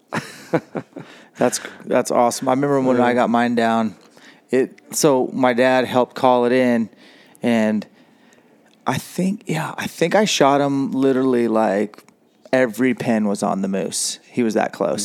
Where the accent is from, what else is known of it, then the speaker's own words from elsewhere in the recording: Washington, United States; our home state